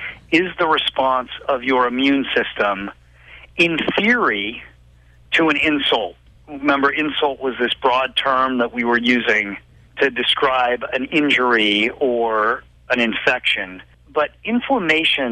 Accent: Boulder, Colorado, United States; growing up in Colorado, in Boulder

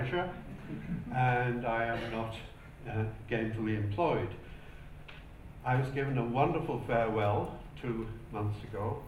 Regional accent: County Durham, North East England, United Kingdom; moved away as an adult; now in Hamilton, New Zealand; I come from County Durham, best part of England. But I've lived in Aotearoa, New Zealand now for 37 years

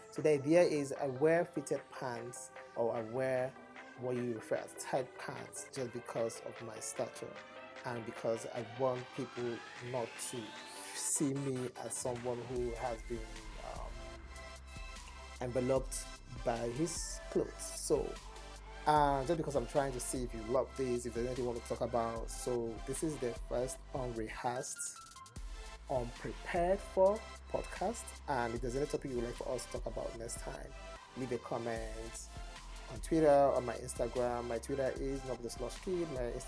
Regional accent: Nigeria; accent: Igbo; English is a second language; you're going to hit my Igbo accent at first.

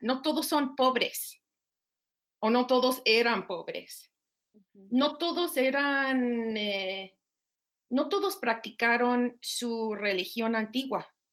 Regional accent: Minnesota, United States; Spanish is a second language; moved away as an adult; now in Austin, United States; Vengo de Minnesota por eh, parte de mi papá soy Ojibwe y el resto de mi familia irlandesa.

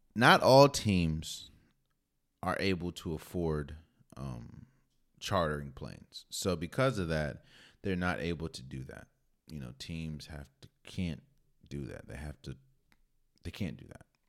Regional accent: Maryland, United States; I'm from Maryland

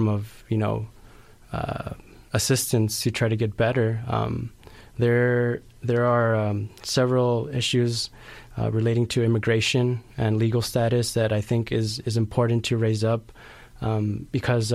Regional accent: Los Angeles, California, United States; moved away as an adult; now in Santa Cruz, United States; I grew up in South Central Los Angeles

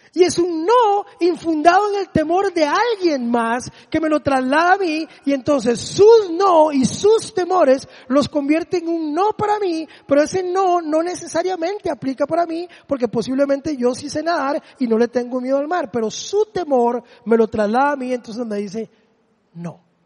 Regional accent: Desamparados, San José, Costa Rica; el polideportivo donde yo me crié allá en Desamparados

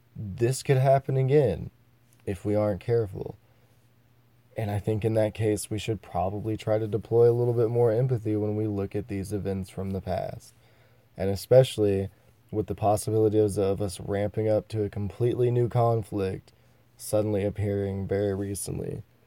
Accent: United States; I am an American, born in the United States of America

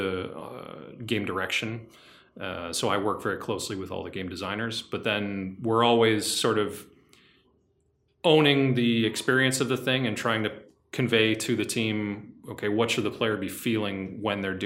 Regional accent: United States; moved away as an adult; now in Quebec, Canada; I'm from the United States.

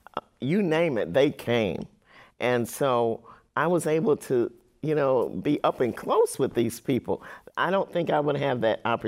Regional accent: Gary, Indiana, United States; growing up in Gary, Indiana, I would not want to be anywhere else in the world.

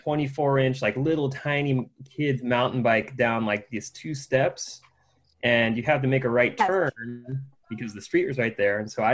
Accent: Houston, Texas, United States; also born or lived in Austin, Texas; we were living somewhere a little bit outside of Houston. I grew up in Houston, Texas. And there, you know, kind of a smaller suburban community

